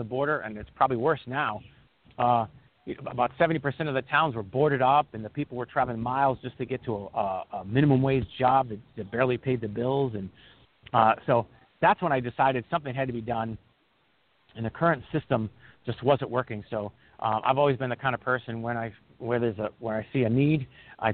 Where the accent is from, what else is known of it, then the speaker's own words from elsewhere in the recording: New England, United States; I'm actually from New England